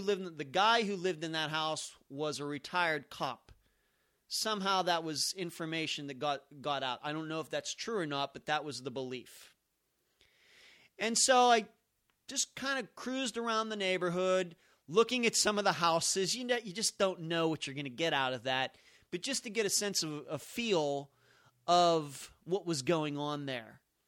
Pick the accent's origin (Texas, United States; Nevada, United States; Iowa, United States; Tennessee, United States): Nevada, United States; Las Vegas; So I had gone up there on my own before people even knew that I was from Las Vegas